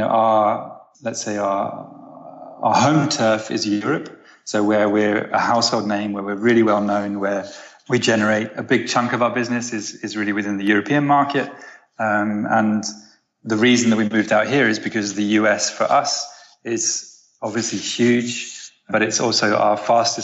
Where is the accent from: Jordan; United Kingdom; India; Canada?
United Kingdom; moved away as an adult; also born or lived in Amsterdam, Netherlands; now in Los Angeles, United States; I'm British. I spent the last 10 years living in Amsterdam and the last year living in Los Angeles